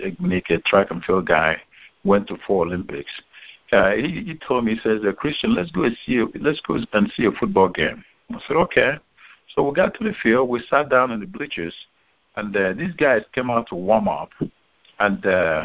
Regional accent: Nigeria; moved away as an adult; now in United States; I grew up in Nigeria and went through high school in Nigeria

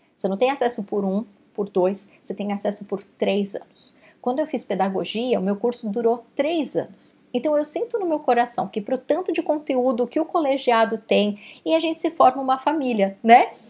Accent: Brazil; now in Canada; eu sou brasileira

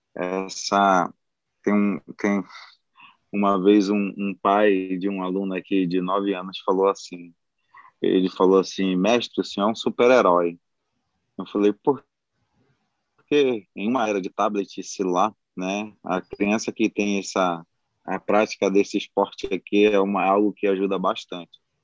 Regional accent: Amapá, Brazil; moved away as an adult; now in Maranhão, Brazil; Eu sou do Amapá, mas moro aqui no Maranhão já há 10 anos

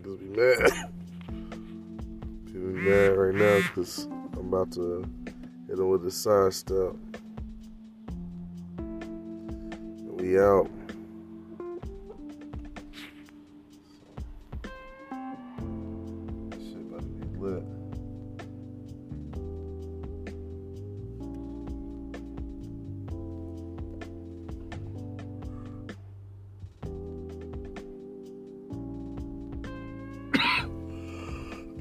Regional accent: Louisiana, United States; also born or lived in Charlotte, North Carolina; now in San Jose, United States; I'm originally from Louisiana

